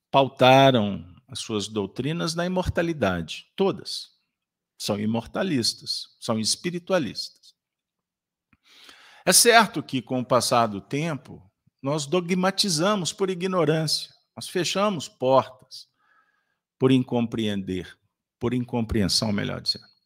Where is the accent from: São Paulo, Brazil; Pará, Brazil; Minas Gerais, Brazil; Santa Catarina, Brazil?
Minas Gerais, Brazil; Como bons mineiros, prometemos não fazer muita bagunça na casa de vocês.